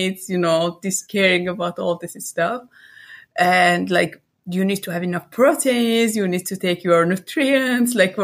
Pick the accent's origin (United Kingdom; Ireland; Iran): Iran; moved away as an adult; also born or lived in Cyprus; now in Netherlands; I was born in Iran and lived there till my 24.